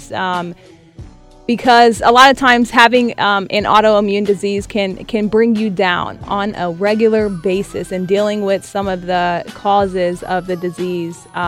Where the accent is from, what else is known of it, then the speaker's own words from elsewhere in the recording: Columbus, Ohio, United States; I am born and raised in Columbus, Ohio